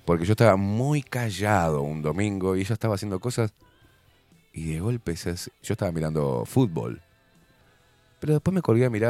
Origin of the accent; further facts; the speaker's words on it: Uruguay; quiero estar aburrido, porque soy uruguayo, no puedo tener onda